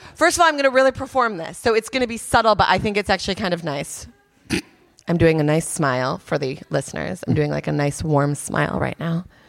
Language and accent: English; United States; moved away; also born or lived in New York; As an American